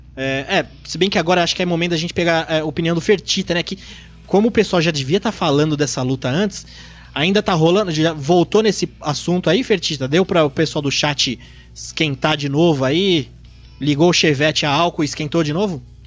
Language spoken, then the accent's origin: Portuguese; Brazil; como brasileiros